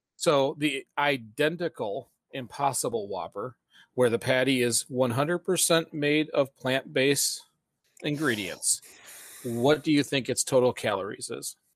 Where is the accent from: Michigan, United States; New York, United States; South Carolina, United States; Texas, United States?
Michigan, United States; Flint; we're from the Flint, Michigan area